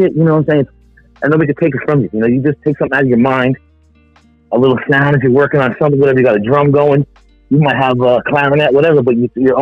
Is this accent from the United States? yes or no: yes; South Orange, New Jersey, United States; moved away; I'm from Jersey originally